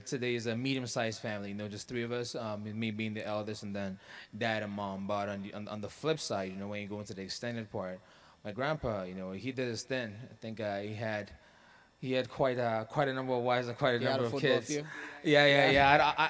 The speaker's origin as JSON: {"language": "English", "country": "Oman", "tie": "born or raised there", "said": "Well, my roots actually go back to Nigeria, you know. Shout out Nigeria. Yes. But I had a privilege of growing up in the Middle East in a country called Oman."}